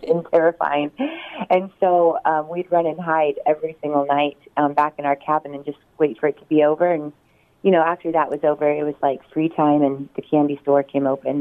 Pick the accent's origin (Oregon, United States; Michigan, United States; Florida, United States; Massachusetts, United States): Oregon, United States; southeastern; moved away as an adult; now in California, United States; I grew up on um, a little farm town in Oregon, southeastern Oregon